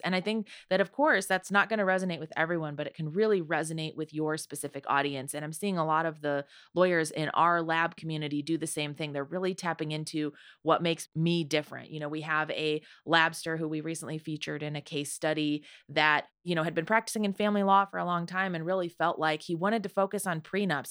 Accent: near Toledo, Ohio, United States; I grew up near Toledo, Ohio

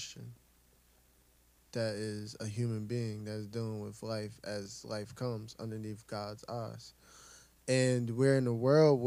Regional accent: Camden, New Jersey, United States; born or raised there

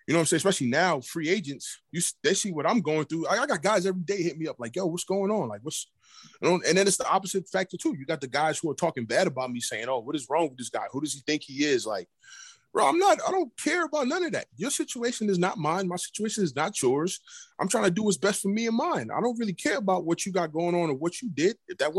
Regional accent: New York City, New York, United States; I'm from New York City

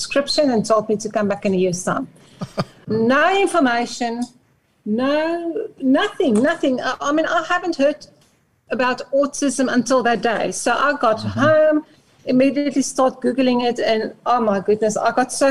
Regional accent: South Africa; first language Afrikaans; English is a second language; moved away; I'm Afrikaans, so this English is my second language.

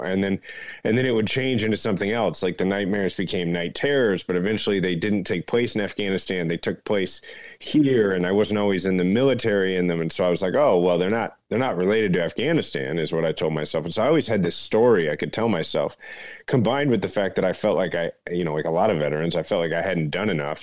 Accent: Kansas City, Missouri, United States; Kansas City, my hometown

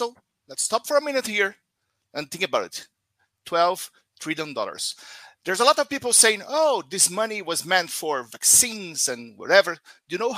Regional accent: Brazil; from Brazil

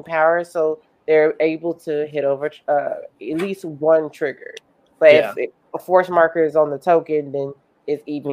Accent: Mississippi, United States; growing up in Mississippi

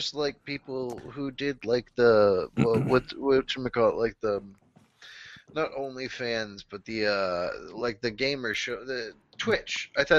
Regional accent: Oklahoma, United States; I'm from Oklahoma

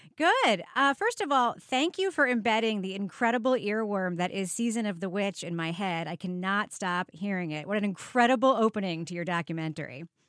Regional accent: New York, United States; I grew up in New York in the seventies and eighties and nineties

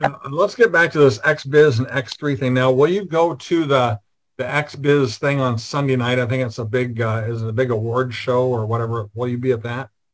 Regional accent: Iowa, United States; I'm from Iowa.

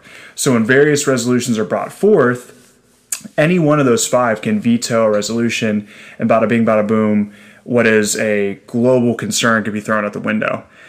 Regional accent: Louisiana, United States; I grew up in Louisiana all through pretty much elementary, middle, and high school. So and it's where my dad and his family's all from.

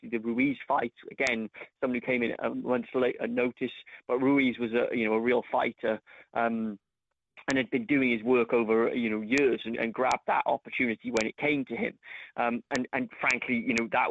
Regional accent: Cardiff, Wales, United Kingdom; my hometown of Cardiff

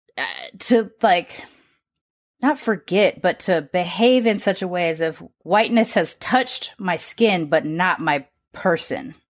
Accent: United States; I'm born and raised in America

